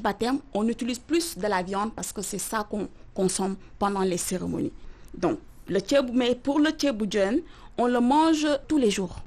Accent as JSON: {"language": "French", "region": "Dakar", "country": "Senegal", "tie": "born or raised there", "moved": "yes", "said": "J'ai grandi dans la capitale sénégalaise"}